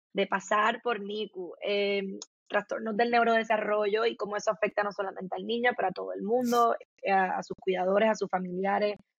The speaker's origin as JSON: {"language": "Spanish", "country": "Puerto Rico", "tie": "born or raised there", "said": "soy puertorriqueña, nacida, crecida, eh, criada en Puerto Rico"}